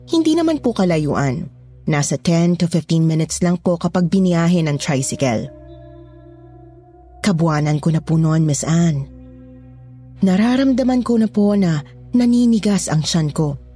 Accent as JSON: {"language": "Tagalog", "town": "Manila", "region": "Metro Manila", "country": "Philippines", "tie": "born or raised there", "moved": "as an adult", "said": "53 years old na po ako at tubong Maynila. Pero nasa ilang dekada na rin po akong nasa probinsya."}